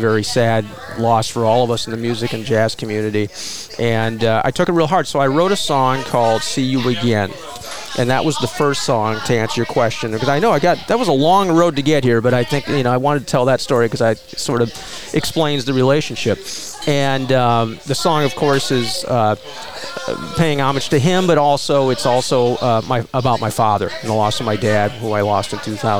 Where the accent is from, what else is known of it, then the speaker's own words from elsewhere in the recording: Minneapolis, Minnesota, United States; moved away; we grew up in Minneapolis